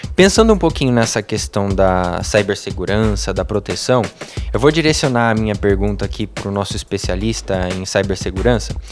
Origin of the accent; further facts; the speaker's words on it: Brazil; brasileiro, é, eu estou seguro, meu país é seguro